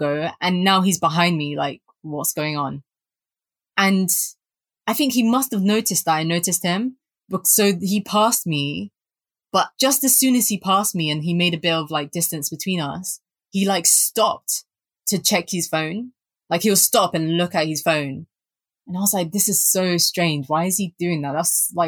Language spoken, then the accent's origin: English; London, United Kingdom; growing up in Southeast London